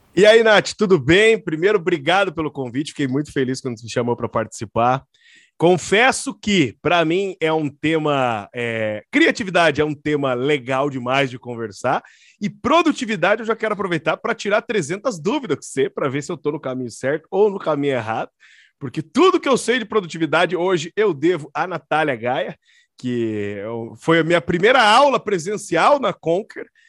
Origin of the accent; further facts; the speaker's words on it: Curitiba, Paraná, Brazil; sou aqui de Curitiba